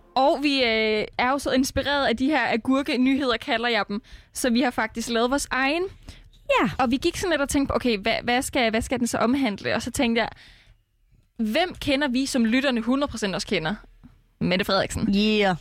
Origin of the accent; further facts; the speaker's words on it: Denmark; vi som danskere